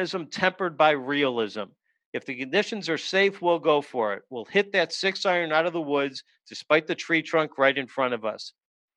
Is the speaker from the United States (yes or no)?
yes; Chicago, Illinois, United States; I grew up in Chicago